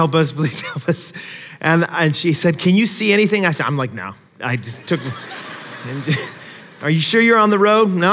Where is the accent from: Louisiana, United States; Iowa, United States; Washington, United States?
Washington, United States; Seattle; moved away; When I grew up in the Seattle area